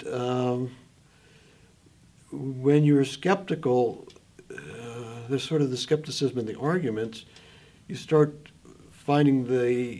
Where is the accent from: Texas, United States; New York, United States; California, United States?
California, United States; Los Angeles; moved away; we grew up in Los Angeles